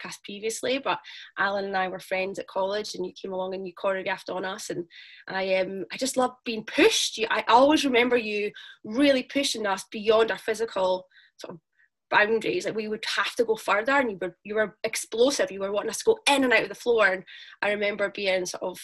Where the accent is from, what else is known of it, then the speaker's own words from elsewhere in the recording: Dundee, Scotland, United Kingdom; I am from Dundee